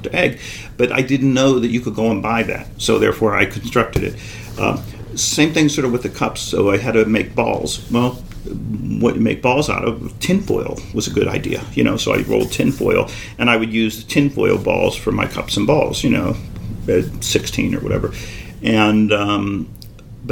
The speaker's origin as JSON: {"language": "English", "town": "Pittsburgh", "region": "Pennsylvania", "country": "United States", "tie": "born or raised there", "moved": "as an adult", "lives_now": "Boston, United States", "said": "I was a kid from Pittsburgh. I had no clue that I was doing anything that would impress anyone, because I was only exposed to my little group in Pittsburgh"}